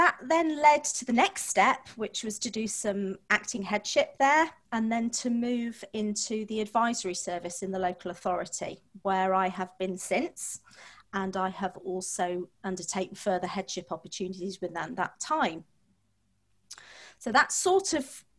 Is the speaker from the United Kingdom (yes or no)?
yes; Manchester, North West England, United Kingdom; I was born and brought up in Manchester, went to one of the largest comprehensives in Manchester.